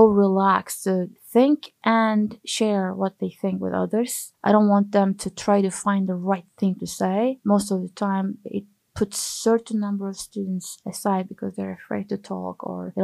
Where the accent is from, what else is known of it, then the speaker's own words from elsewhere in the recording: Turkey; moved away as an adult; now in United States; I'm originally from Turkey.